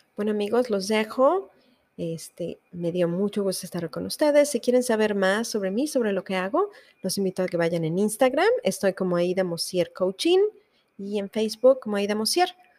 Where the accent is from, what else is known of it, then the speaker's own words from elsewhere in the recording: Mexico; moved away as an adult; yo soy mexicana y que estoy orgullosa de ser mexicana